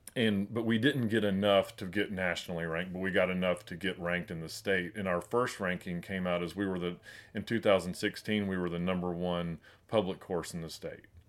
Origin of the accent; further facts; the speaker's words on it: Chattanooga, Tennessee, United States; I grew up in Chattanooga